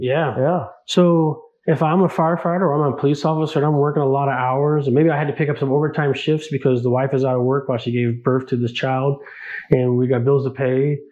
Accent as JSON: {"language": "English", "region": "Northern California", "country": "United States", "tie": "born or raised there", "moved": "as an adult", "lives_now": "Omaha, United States", "said": "growing up in Northern California, we were exposed to a lot of, uh, you know, the gay community"}